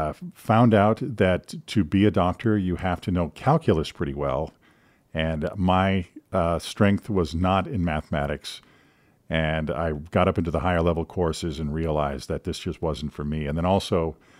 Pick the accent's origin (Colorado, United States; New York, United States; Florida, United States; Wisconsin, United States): Wisconsin, United States; Green Bay; also born or lived in Madison, Wisconsin / Illinois / Omaha, Nebraska; I was born in Madison, Wisconsin, but have lived all over the Midwest, Illinois, and Nebraska. I lived in Omaha for a while, and then ended up going to middle school and high school in the Green Bay area.